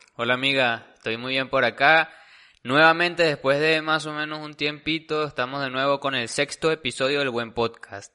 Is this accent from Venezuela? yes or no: yes; Venezuela; como venezolano